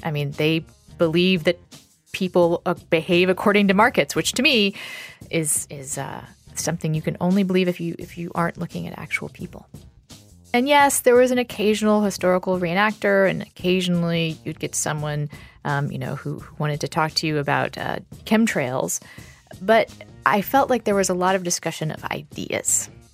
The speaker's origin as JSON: {"language": "English", "region": "North Carolina", "country": "United States", "said": "I'm 17 and I'm from North Carolina"}